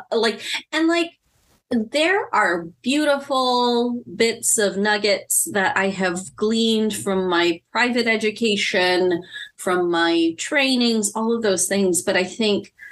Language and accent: English; Philippines; And that for me as a Filipino woman, a big part of me being healthy is my family.